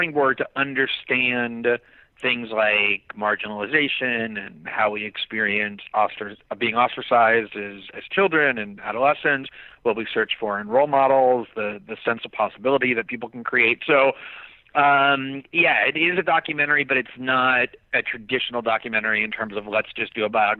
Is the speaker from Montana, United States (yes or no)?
no; Fort Lauderdale, Florida, United States; we grew up in Fort Lauderdale